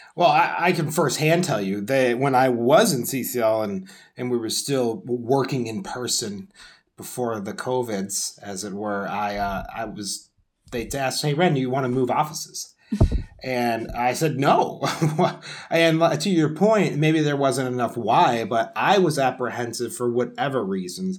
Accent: United States

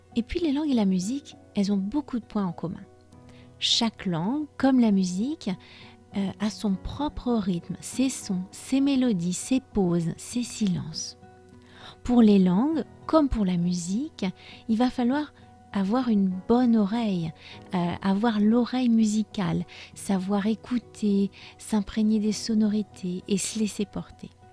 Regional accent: France

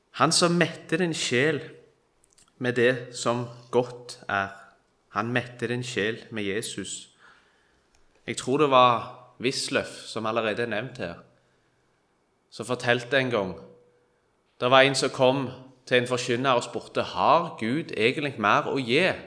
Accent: Kvitsøy, Rogaland, Norway; Jeg er fra Kvitsøy

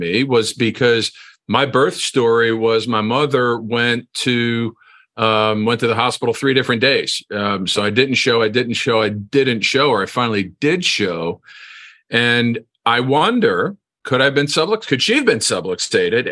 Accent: New Jersey, United States; I grew up in New Jersey.

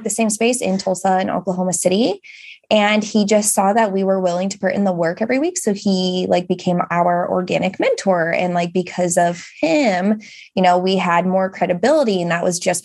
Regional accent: England, United Kingdom; we are this couple from England

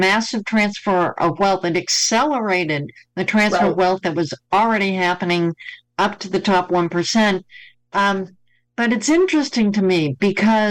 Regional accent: Boston, Massachusetts, United States; Boston's my hometown. I was born in Boston.

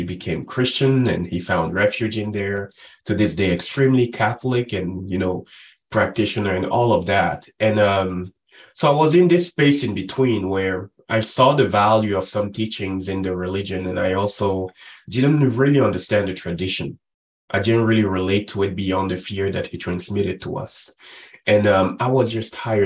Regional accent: Cameroon; I was born and raised in Africa, the central part of Africa. Cameroon is where I grew up

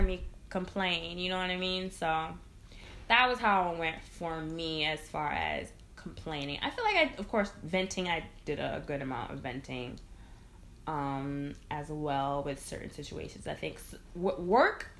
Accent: Connecticut, United States; now in Brooklyn, United States; I'm from Connecticut, so, like, working back home

